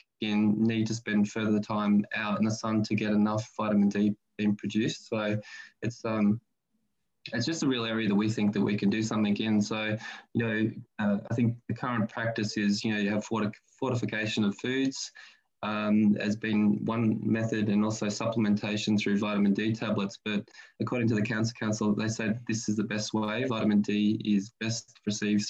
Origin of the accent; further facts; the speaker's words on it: Australia; as a kid growing up in Australia in the, you know, 80s